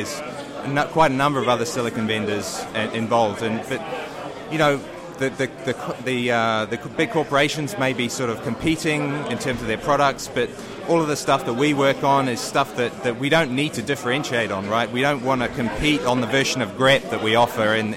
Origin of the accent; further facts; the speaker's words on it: United Kingdom; I'm from the UK